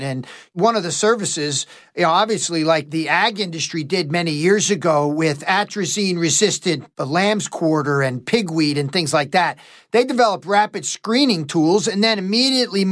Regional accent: Northeast, United States; growing up in the Northeast

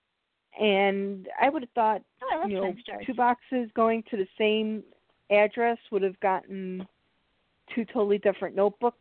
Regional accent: Chicago, Illinois, United States; I'm from Chicago

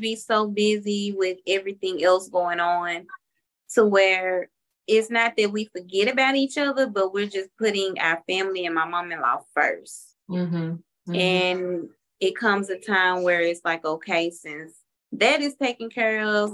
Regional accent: Memphis, Tennessee, United States; moved away as an adult; now in Atlanta, United States; we're originally from Memphis, Tennessee

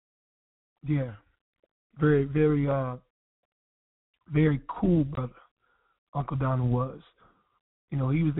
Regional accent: Wilson, North Carolina, United States; moved away; Wilson, NC. That's my home

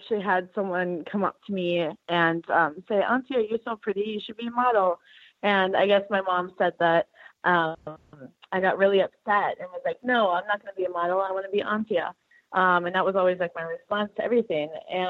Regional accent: Wisconsin, United States; Western Wisconsin.

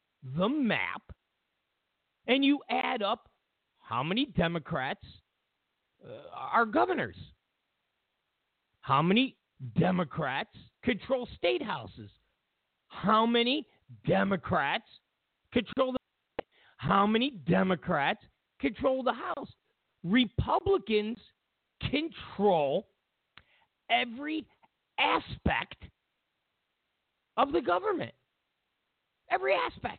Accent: California, United States; I'm from California

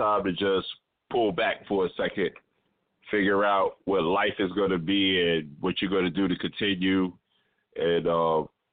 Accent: New York City, New York, United States; I lived in the same building with Ghost growing up on Staten Island

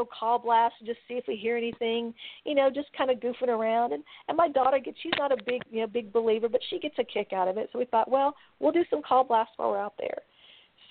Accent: Texas, United States; we're from Texas

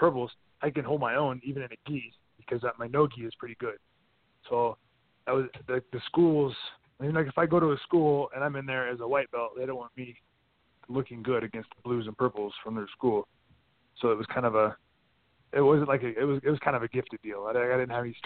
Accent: Kansas, United States; moved away as an adult; now in Colorado, United States; I'm from Kansas

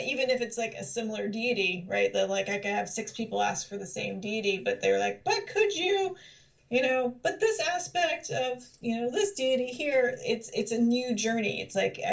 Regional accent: Philadelphia, Pennsylvania, United States; also born or lived in South Jersey / Pacific Northwest; now in Rhode Island, United States; I'm originally from Philadelphia and South Jersey, which is south of here

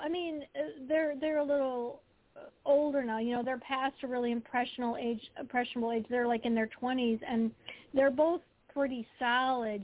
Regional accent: Detroit, Michigan, United States; I grew up in the Detroit area

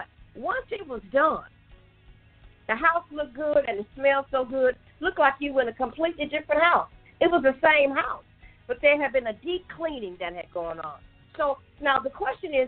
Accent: Chicago, Illinois, United States; my house growing up in Chicago

